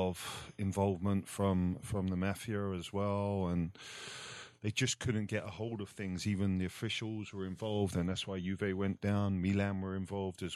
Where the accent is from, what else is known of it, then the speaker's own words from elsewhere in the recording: England, United Kingdom; moved away as an adult; also born or lived in Italy; growing up in England